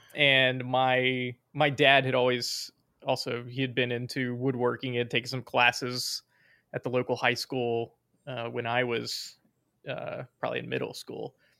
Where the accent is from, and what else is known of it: Virginia, United States; accent: southern